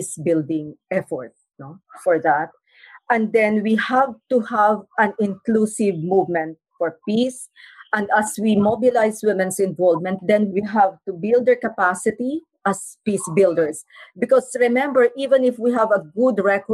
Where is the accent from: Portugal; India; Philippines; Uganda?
Philippines; Mindanao; I come from Mindanao, and Mindanao is a zone of conflict